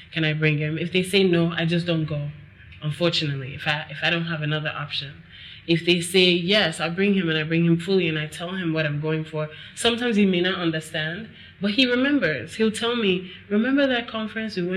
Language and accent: English; United States; moved away as an adult; now in Nigeria; I grew up in America